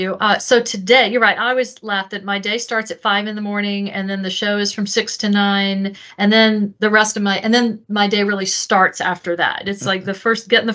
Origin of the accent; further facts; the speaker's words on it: Owensboro, Kentucky, United States; also born or lived in Norfolk, Virginia / Ashland, Virginia / Greenville, South Carolina; I was born in Virginia, Norfolk. Went to Ashland, Virginia, outside of Richmond, until I was about 11 or 12 years old. And then we moved to Kentucky. So I grew up in Western Kentucky, a town called Owensboro.